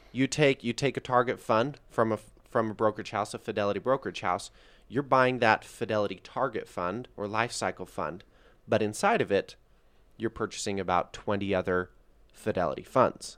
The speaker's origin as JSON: {"language": "English", "area": "Salt Lake Valley", "region": "Utah", "country": "United States", "said": "I'm, I'm here from the Salt Lake Valley. It's where we're broadcasting from today"}